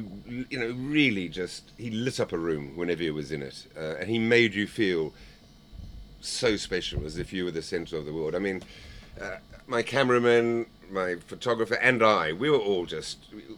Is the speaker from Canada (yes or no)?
no; Zimbabwe; I was from Zimbabwe